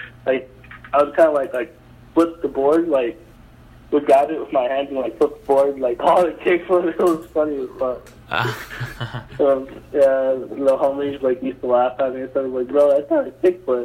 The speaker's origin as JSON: {"language": "English", "town": "Glendale", "region": "Arizona", "country": "United States", "said": "I'm from Arizona, Glendale, AZ."}